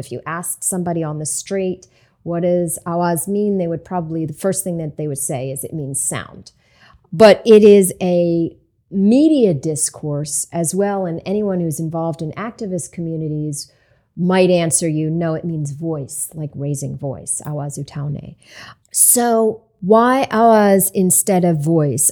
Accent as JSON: {"language": "English", "town": "Hudson", "country": "United States", "tie": "born or raised there", "said": "my hometown of Hudson"}